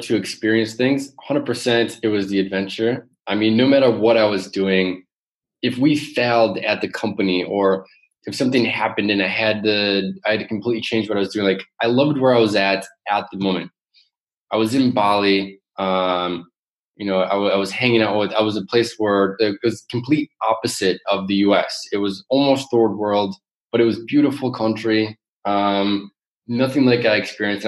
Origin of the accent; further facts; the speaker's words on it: Michigan, United States; moved away as an adult; also born or lived in New York / Silicon Valley / Las Vegas; now in Amsterdam, Netherlands; where I grew up in Michigan.